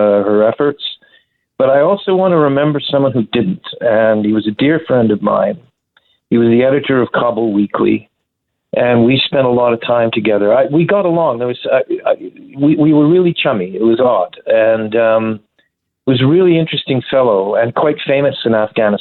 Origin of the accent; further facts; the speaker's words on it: Canada; As a Canadian citizen